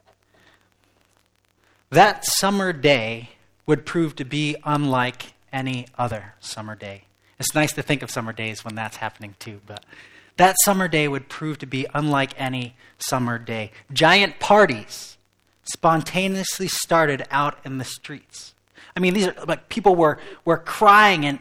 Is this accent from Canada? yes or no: no; England, United Kingdom; moved away as an adult; now in West Michigan, United States; I was raised in England, but I've lived in West Michigan